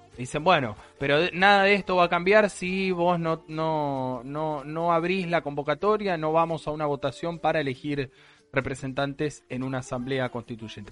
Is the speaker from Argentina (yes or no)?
yes; Argentina; como argentinos